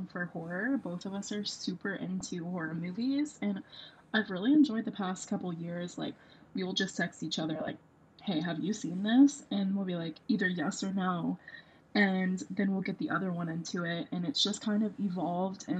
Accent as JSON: {"language": "English", "region": "Kentucky", "country": "United States", "said": "I'm from Kentucky. I don't know if you could get that from my accent, if I have one"}